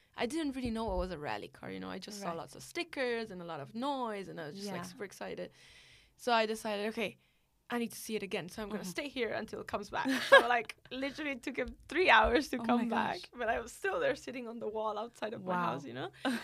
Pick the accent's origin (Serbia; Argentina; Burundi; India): India; born there; because I'm Italian, but born in India